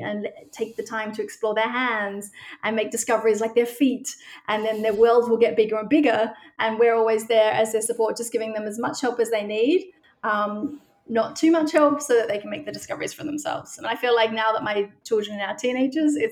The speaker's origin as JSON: {"language": "English", "country": "Australia", "moved": "as an adult", "lives_now": "Amsterdam, Netherlands", "said": "I'm originally from Australia"}